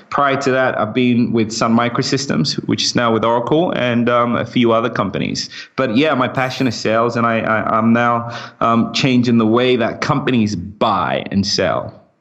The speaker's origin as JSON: {"language": "English", "country": "United Kingdom", "accent": "British", "said": "I kind of like my British accent and I want to sound British because whenever I'm in the US, everybody loves it. But when I'm in the UK, everyone thinks I'm American."}